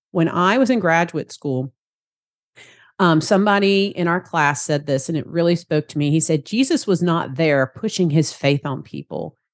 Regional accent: Savannah, Georgia, United States; accent: Southern; I'm down here in Savannah, Georgia, if you enjoy my Southern accent there.

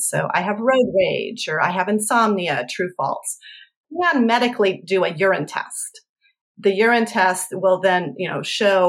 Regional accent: Colorado, United States; I'm from Colorado.

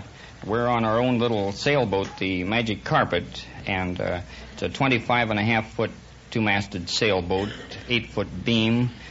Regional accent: Vancouver, Washington, United States; I was born in Vancouver, Washington.

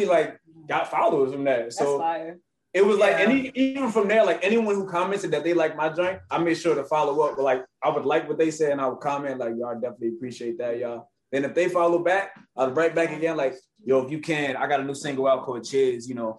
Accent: New York, United States; I told him I'm from New York too. New York. I said, hey, you know, I had to put on for New York.

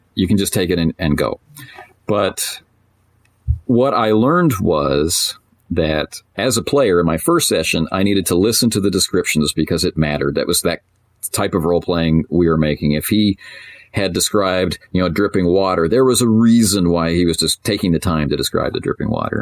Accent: Canada; I'm Canadian, so I'm sitting in a Tim Hortons

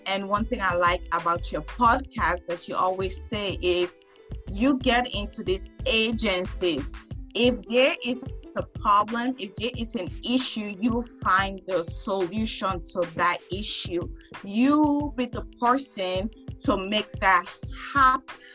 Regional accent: Sierra Leone; now in California, United States; I'm from West Africa, Sierra Leone

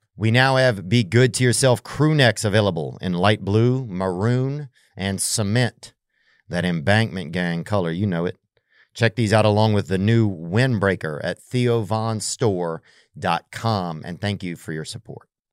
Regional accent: Covington, Louisiana, United States; I'm from Covington

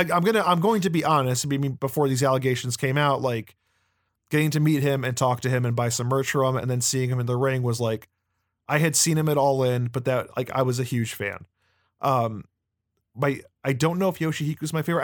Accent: United States; as an American

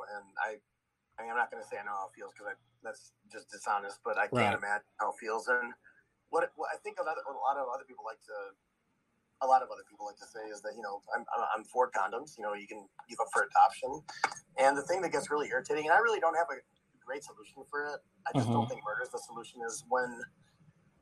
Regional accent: Chicago, Illinois, United States; I'm actually from Chicago

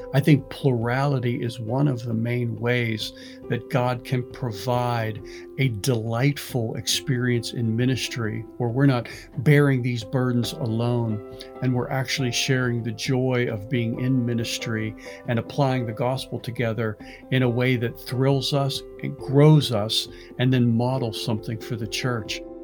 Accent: Pittsburgh, Pennsylvania, United States; growing up in Pittsburgh, my, my grandfather was a carpenter in a steel mill

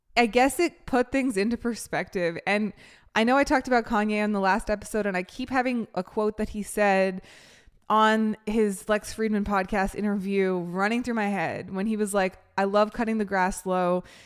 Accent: Canada; now in United States; I'm from Canada.

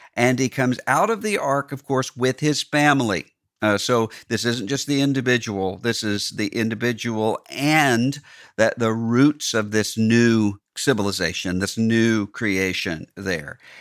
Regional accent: Mississippi, United States; my home state, Mississippi

